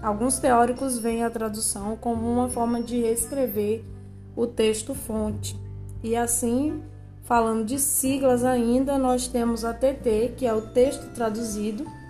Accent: Brazil; Nós somos brasileiros

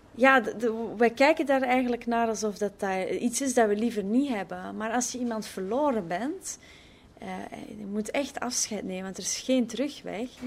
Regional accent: Belgium; now in Netherlands; ik ben als Belg eh, in, in Nederland nu

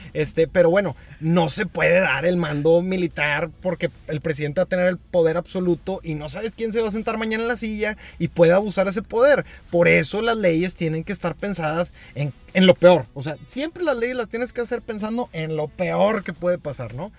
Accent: Mexico; como mexicanos

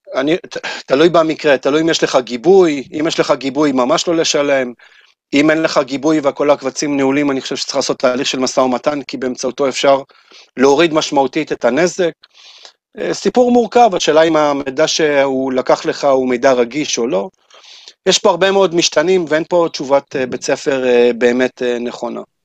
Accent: Israel; כשאתה אומר שאתה מישראל

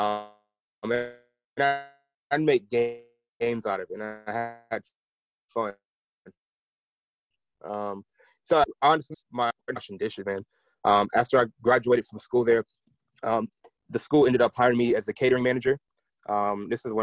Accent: Nashville, Tennessee, United States; also born or lived in Portsmouth, Virginia / Kentucky; Originally, I am from Virginia, Portsmouth, Virginia, but I grew up in Nashville.

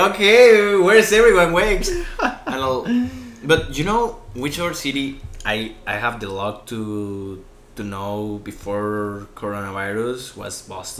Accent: Guadalajara, Jalisco, Mexico; English is a second language; moved away as an adult; now in Newport, United States; I'm from Mexico

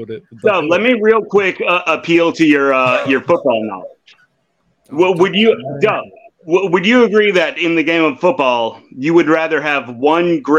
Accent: Oakland, California, United States; born there; no, I was born in Oakland, bro.

